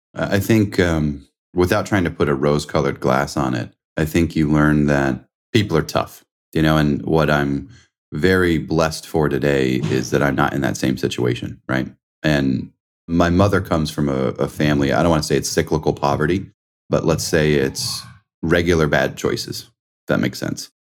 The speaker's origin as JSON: {"language": "English", "region": "New York", "country": "United States", "also_born_or_lived": "Indiana", "moved": "as an adult", "said": "I'm from New York"}